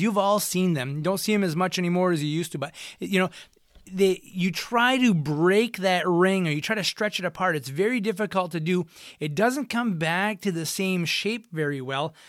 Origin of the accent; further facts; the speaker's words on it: United States; accent: Franco-American; first language French; English is a second language; I am Franco-American, and my first language was French, and, uh, it switched over to English pretty quickly once I hit the school systems